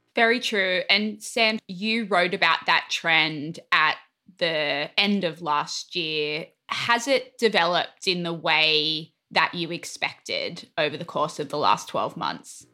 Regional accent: Australia; now in United States; as an Australian

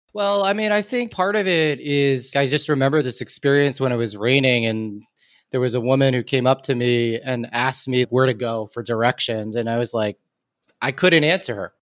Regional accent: Newton, Massachusetts, United States; I'm from Newton, Massachusetts.

